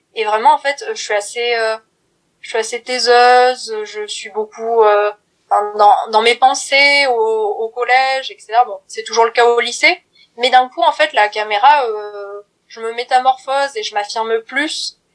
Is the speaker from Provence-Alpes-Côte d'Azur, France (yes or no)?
no; Brive-la-Gaillarde, Nouvelle-Aquitaine, France; moved away as an adult; now in Paris, France; j'ai 20 ans, je viens de Brive-la-Gaillarde mais maintenant je suis sur Paris